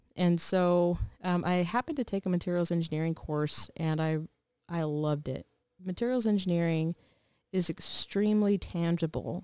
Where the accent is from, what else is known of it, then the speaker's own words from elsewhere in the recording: Texas, United States; moved away as an adult; We were born and raised in Texas